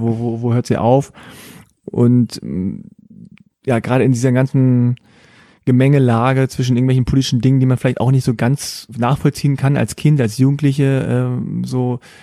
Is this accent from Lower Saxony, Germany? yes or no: yes; Hanover, Lower Saxony, Germany; ich bin in Hannover geboren.